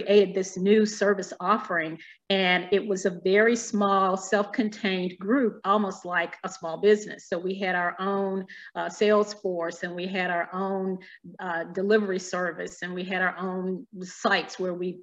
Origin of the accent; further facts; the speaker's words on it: Alabama, United States; moved away as an adult; now in Virginia, United States; I grew up in Alabama, so deep south